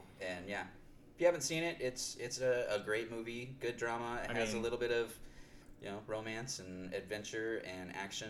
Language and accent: English; Nebraska, United States; I grew up in Nebraska